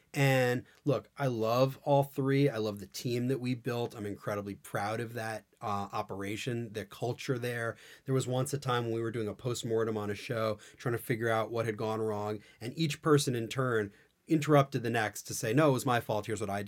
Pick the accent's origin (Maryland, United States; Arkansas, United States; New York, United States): New York, United States; New York City; I grew up in New York City.